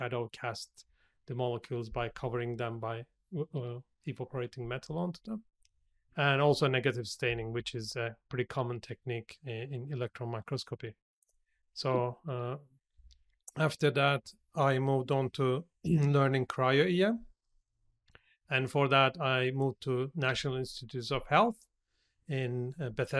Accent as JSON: {"language": "English", "country": "Turkey", "also_born_or_lived": "United States", "moved": "as an adult", "lives_now": "Australia", "said": "So I am originally from Turkey, so I'm originally Turkish. So I started my career back in Turkey"}